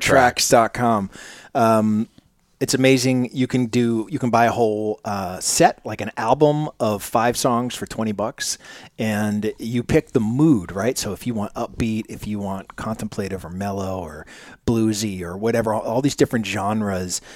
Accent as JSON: {"language": "English", "town": "Manchester", "region": "New Hampshire", "country": "United States", "said": "I'm originally from Manchester, New Hampshire, so so close to the Cambridge area"}